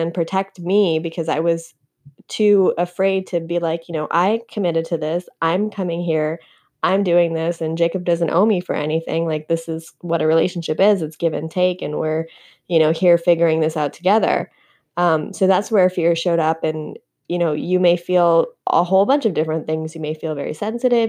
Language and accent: English; Canada; moved away as an adult; now in United States; I'm from Canada.